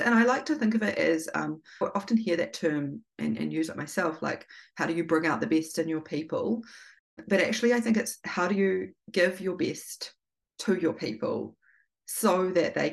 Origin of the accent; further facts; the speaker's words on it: Feilding, Manawatū-Whanganui, New Zealand; Gabrielle and I grew up in Fielding, in rural New Zealand